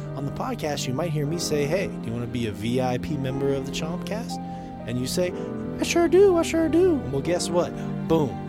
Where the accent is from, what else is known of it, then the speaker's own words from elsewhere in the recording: United States; I'm American